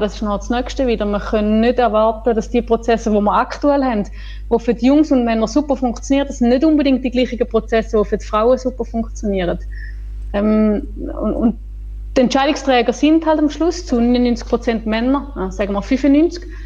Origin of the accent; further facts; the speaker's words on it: Switzerland; bei uns in der Schweiz